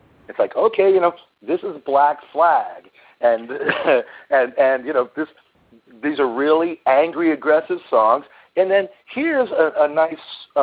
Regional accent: New York, United States; I was born in New York, so I grew up listening to WABC, which was the big top 40 AM station.

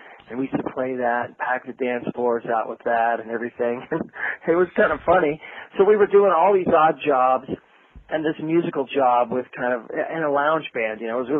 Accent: Lock Haven, Pennsylvania, United States; also born or lived in Washington, D.C.; I was born in Washington, D.C., {S3} okay. {S1} But I did my primary school years in Pennsylvania.

